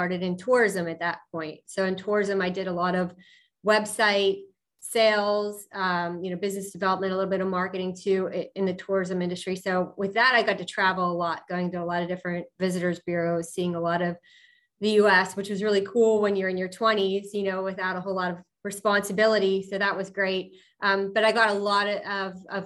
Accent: Pittsburgh, Pennsylvania, United States; I'm from Pittsburgh, born and raised South Hills

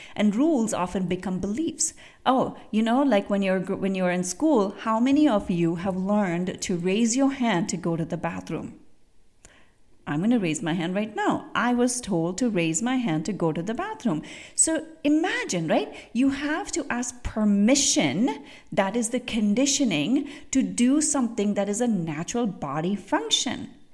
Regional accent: India; moved away; I grew up in India, and I grew, I grew up seeing elephants

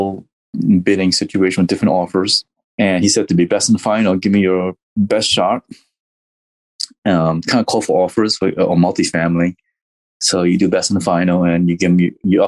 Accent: Texas, United States; West Texas, which is in my home state

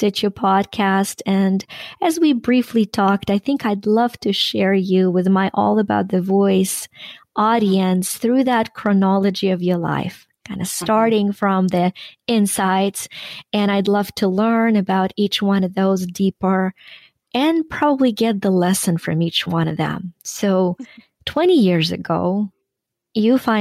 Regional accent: Ukraine; now in United States; I am Ukrainian-American. I was born and raised in Ukraine.

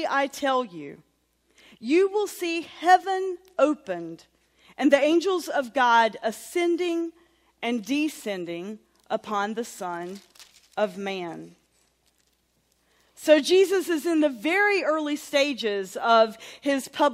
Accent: Sawmills, North Carolina, United States; born or raised there; also born or lived in Durham, North Carolina / Roxboro, North Carolina

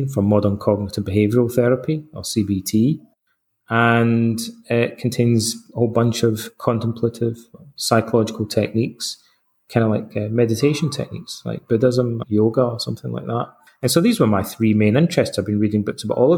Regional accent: Scotland, United Kingdom; accent: Scottish; moved away as an adult; also born or lived in London, England / Canada; now in Athens, Greece; I'm Scottish, as you can probably tell from my accent and my name

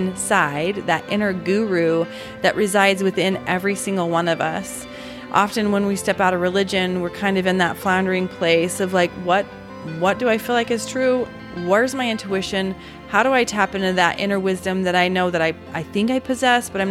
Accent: Utah, United States; also born or lived in Alabama; born and raised in Utah

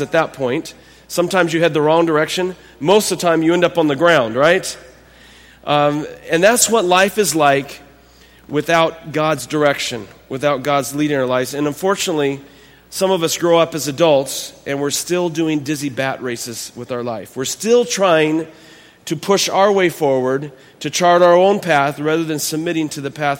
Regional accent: Texas, United States; now in North Carolina, United States; I was born in Texas

